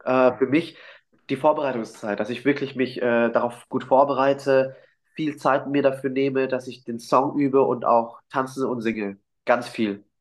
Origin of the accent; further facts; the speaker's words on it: Germany; also born or lived in Vietnam; ich in Deutschland geboren bin, aber immer als Asiatik gesehen wurde